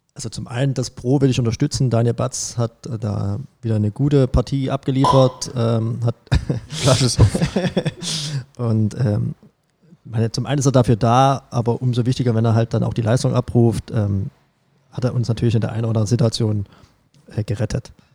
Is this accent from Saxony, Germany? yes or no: yes; Glashütte, Saxony, Germany; also born or lived in Pirna / Liebenau; geboren in Pirna in der Tat, aber aufgewachsen in dem bezaubernden Glashütte